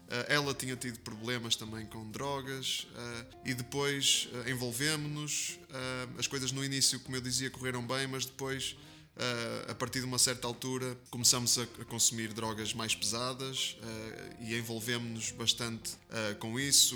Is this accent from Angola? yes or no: no; Porto, Norte, Portugal; eu nasci, nasci em Portugal, sou português, é, do Porto, é, tripeiro, de gema.